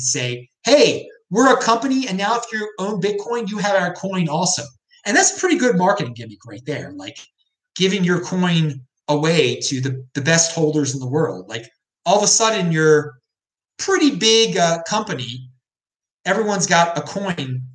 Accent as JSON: {"language": "English", "region": "Maryland", "country": "United States", "said": "I'm from Maryland, I'm a Maryland taxpayer"}